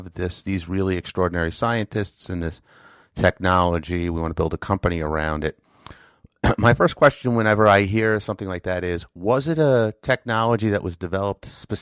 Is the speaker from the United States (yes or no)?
yes; New York, United States; I'm really a New Yorker